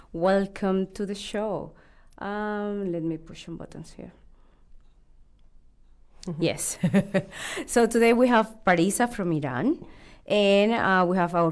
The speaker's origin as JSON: {"language": "English", "country": "Colombia", "moved": "yes", "lives_now": "New Zealand", "said": "from Colombia and I've been living here for almost 10 years."}